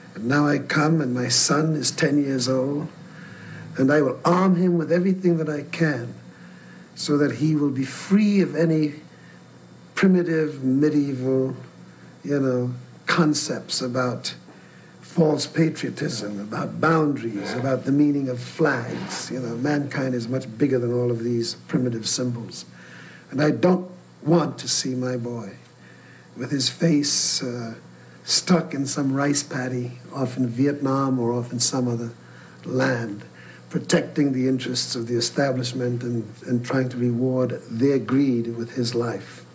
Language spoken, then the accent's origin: English; New York City, New York, United States; also born or lived in West Indies; I grew up in Harlem. I grew up not only with racism and segregation in America, but I grew up in the West Indies, uh, under colonialism